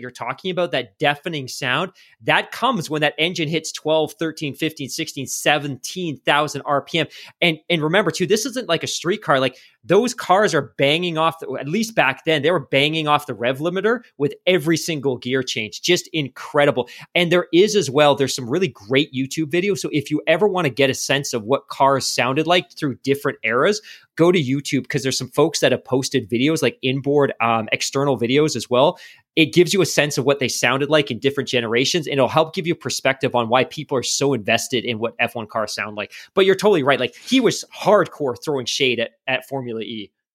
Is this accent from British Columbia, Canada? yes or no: yes; Vancouver, British Columbia, Canada; we're from Vancouver